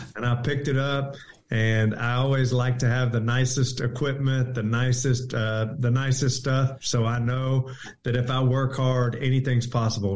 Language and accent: English; Houston, Texas, United States; I grew up in North Houston